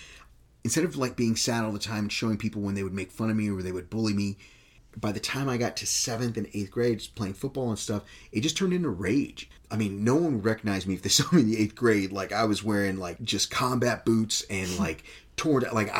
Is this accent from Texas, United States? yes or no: yes; Texas, United States; I'm a vegetarian, but I'm still from Texas.